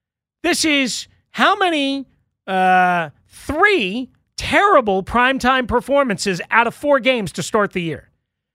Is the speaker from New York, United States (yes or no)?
yes; New York, United States; I'm from New York. I've lived in New York. I've worked in New York.